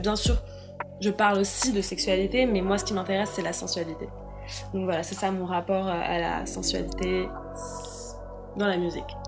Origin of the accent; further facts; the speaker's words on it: Paris, Île-de-France, France; 24 ans et je viens de Paris